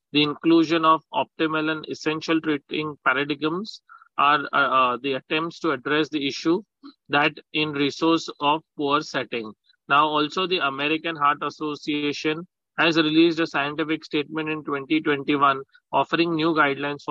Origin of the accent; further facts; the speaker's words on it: Mumbai, Maharashtra, India; I'm from Mumbai